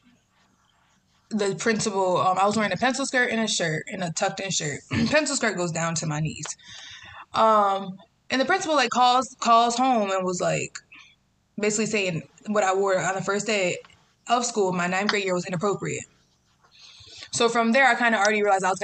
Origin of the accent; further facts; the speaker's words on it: Greensboro, North Carolina, United States; now in New York City, United States; I'm originally from Greensboro, North Carolina